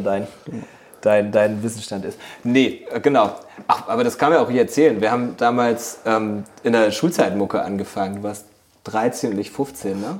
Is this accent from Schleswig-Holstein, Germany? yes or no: no; Nienburg, Lower Saxony, Germany; also born or lived in Bremen; wir kommen ja aus Nienburg ursprünglich